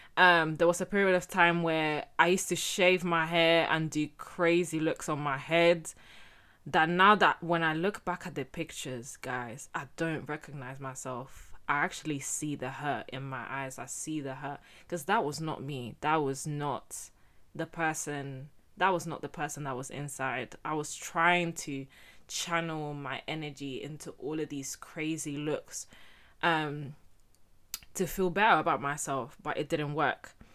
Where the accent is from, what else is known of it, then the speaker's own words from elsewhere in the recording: Getafe, Community of Madrid, Spain; I was born and raised in Spain, in Getafe to be exact.